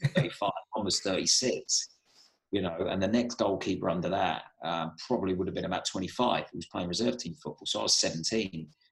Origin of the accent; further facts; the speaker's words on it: Southampton, South East England, United Kingdom; my hometown club